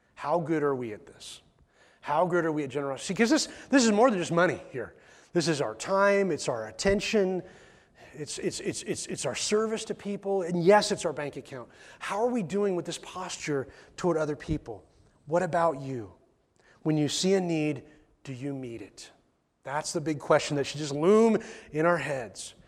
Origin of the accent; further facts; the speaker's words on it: McMinnville, United States; I was born in McMinnville Hospital